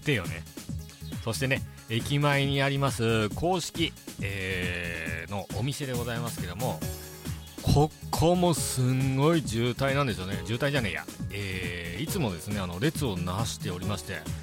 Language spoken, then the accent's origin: Japanese; Ishinomaki, Miyagi, Japan; 僕もあの、地元が石巻